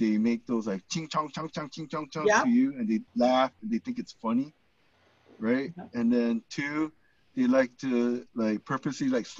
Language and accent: English; United States; we were both born and raised in the United States